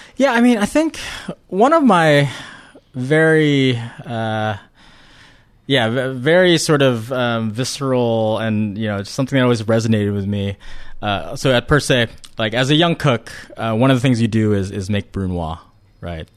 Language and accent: English; Ohio, United States; I grew up in Ohio